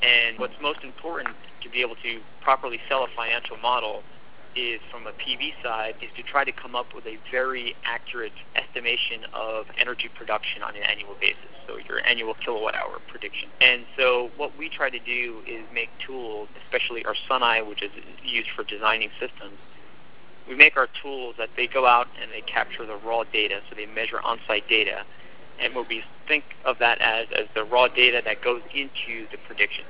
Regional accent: New Jersey, United States; moved away; also born or lived in Sydney, Australia; I'm originally from New Jersey

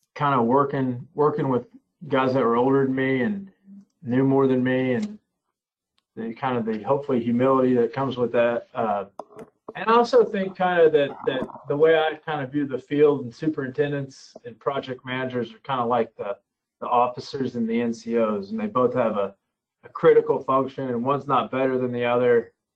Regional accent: Floyds Knobs, Indiana, United States; I grew up in Southern Indiana, in Floyd's Knobs, Indiana

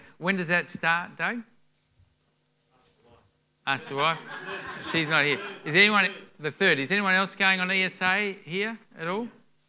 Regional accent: Melbourne, Victoria, Australia; moved away; for us, we came up from Melbourne 5 years ago, and so we're the only … out of Melbourne. All the … just stay in Melbourne.

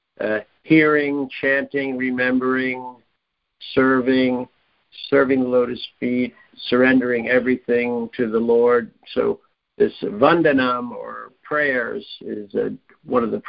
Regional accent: New York, United States; I'm born in New York. To you know, my mother was from Queens and my father was from

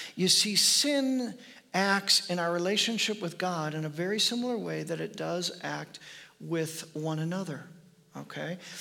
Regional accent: United States

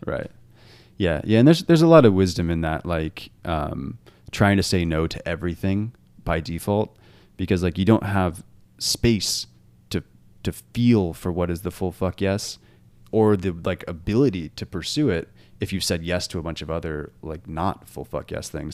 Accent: Washington, United States; I grew up in Washington where there's beautiful mountains

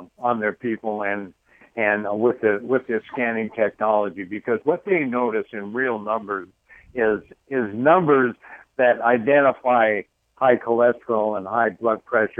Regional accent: Idaho, United States; I'm from Idaho

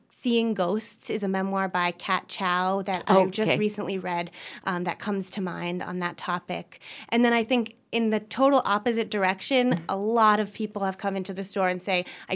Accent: Maine, United States; moved away; I'm from Maine originally

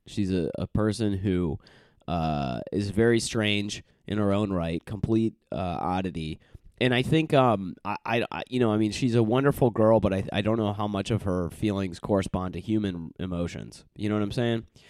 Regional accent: United States; I'm from the United States

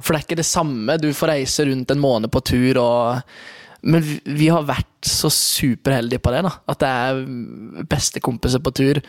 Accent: Oslo, Norway; moved away; also born or lived in Kristiansand; jeg vokste opp i Oslo

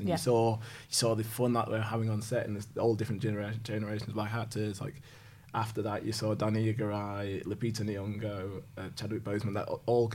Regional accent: Yorkshire and the Humber, United Kingdom; as a Yorkshireman

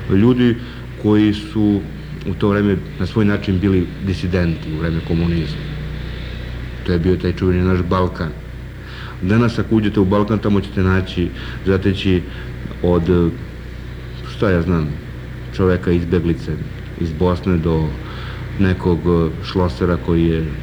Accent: Kragujevac, Šumadija, Serbia; Ja se osjećam na neki način kao rođeni Kragujevčanin no, i čovjek koji radi i živi u Kragujevcu

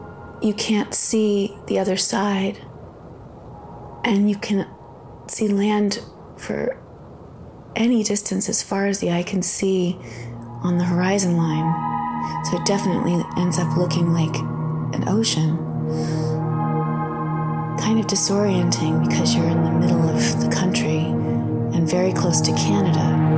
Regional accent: Upper Peninsula of Michigan, United States; Lake Superior, near where I was born in the Upper Peninsula of Michigan.

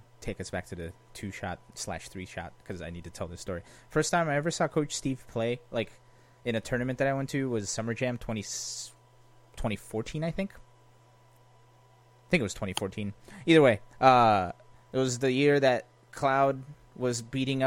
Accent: Brazil; moved away; I was born in Brazil, and I speak fluent Portuguese.

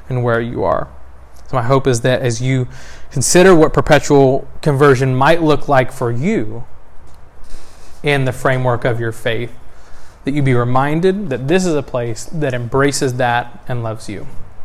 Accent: Texas, United States; I was born in Texas in December 1987

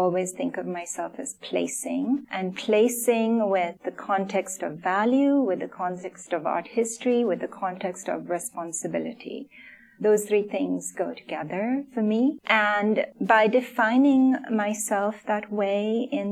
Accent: Sri Lanka; moved away; I grew up in Sri Lanka. I don't have much family here.

